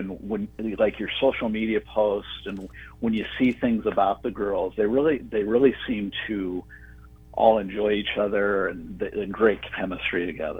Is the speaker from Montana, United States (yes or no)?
yes; Montana, United States; moved away; I was originally from Montana. I think I told you that, but I played a little bit of golf at the Missoula Country Club growing up.